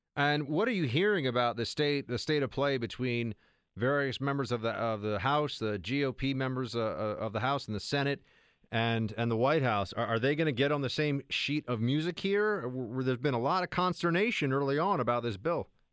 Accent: New York City, New York, United States; my hometown where I am right now, New York City.

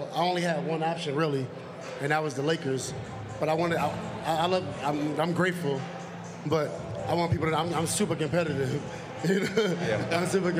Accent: New York City, New York, United States; I'm from Queensbridge

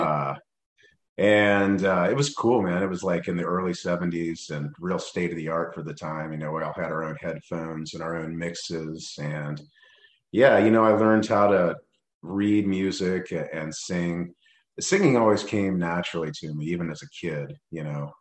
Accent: Cincinnati, Ohio, United States; also born or lived in Pierce Township, Ohio; I grew up in Cincinnati

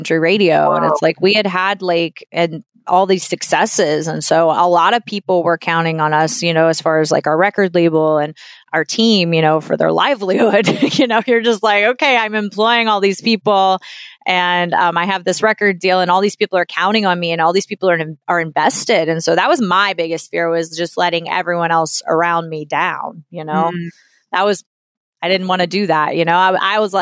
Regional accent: New Orleans, Louisiana, United States; moved away; also born or lived in Nashville; I'm from New Orleans

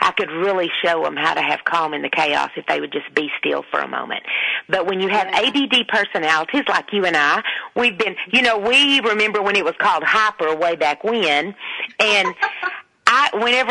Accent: Texas, United States; accent: deep Southern; I do have a very deep Southern accent, and I always have

